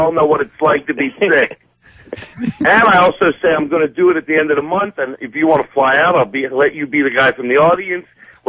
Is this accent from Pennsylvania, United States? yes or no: yes; Philadelphia, Pennsylvania, United States; Philly, which is my hometown.